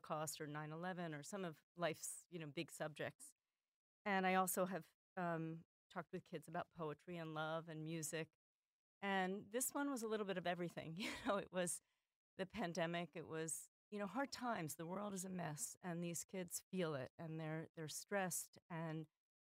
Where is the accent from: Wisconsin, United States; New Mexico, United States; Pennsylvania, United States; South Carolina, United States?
Pennsylvania, United States; Philadelphia; I'm also from Philadelphia